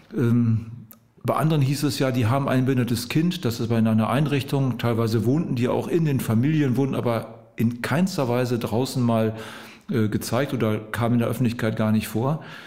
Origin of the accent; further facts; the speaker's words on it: Osnabrück district, Lower Saxony, Germany; moved away as an adult; now in Wedemark, Germany; Ich bin aus dem Landkreis Osnabrück beheimatet, jetzt in die Region Hannover in einen Bereich mit meiner Frau gezogen, der uns an unsere Heimat sehr erinnert